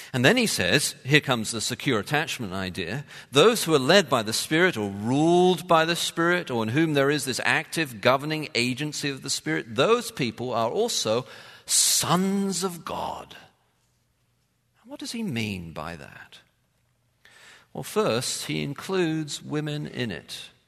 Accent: London, United Kingdom; I'm a city boy and I grew up in London

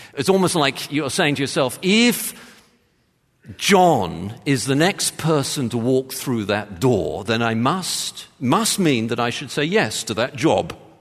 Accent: England, United Kingdom; moved away; I joke, England.

